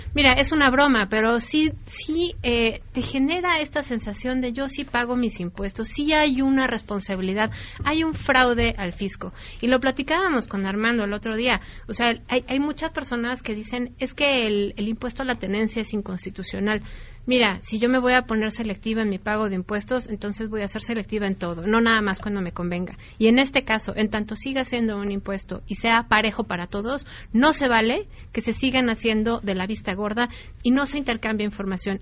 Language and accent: Spanish; Mexico City, Mexico; yo como muchos capitalinos